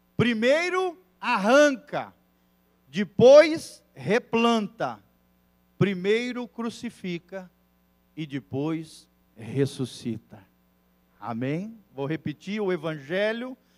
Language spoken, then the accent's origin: Portuguese; Brazil; also born or lived in Mexico